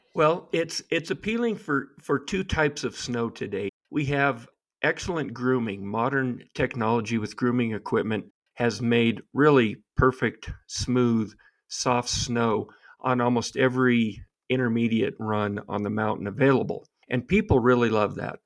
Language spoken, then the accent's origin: English; Aspen, Colorado, United States; growing up in Aspen, the ski culture